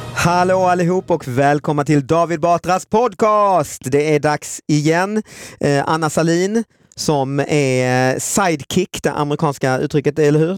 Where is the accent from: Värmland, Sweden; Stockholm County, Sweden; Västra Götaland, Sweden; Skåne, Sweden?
Skåne, Sweden; Lund; är också född och uppväxt i Lund